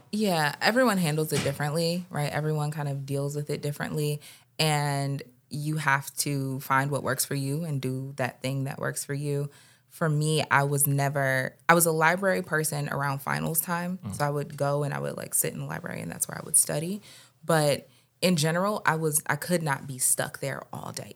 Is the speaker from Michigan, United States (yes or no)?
yes; Detroit, Michigan, United States; now in Philadelphia, United States; we're from Detroit originally